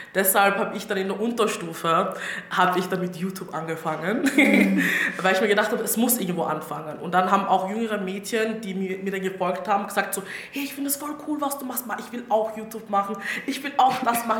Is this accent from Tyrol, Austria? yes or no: no; Styria, Austria; accent: Styrian; ich bin aus der Steiermark und ich rede ab und zu eh steirisch